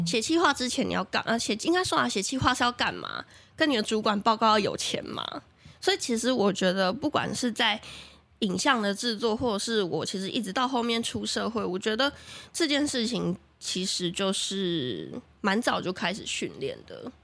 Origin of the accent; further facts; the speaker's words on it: Taichung, Taiwan; now in Taipei, Taiwan; 因为我是台中人